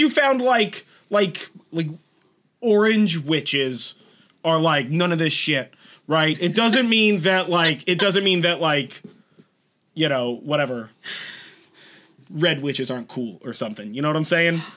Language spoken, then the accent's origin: English; California, United States; We're from California. We sound like this. It's not an accent.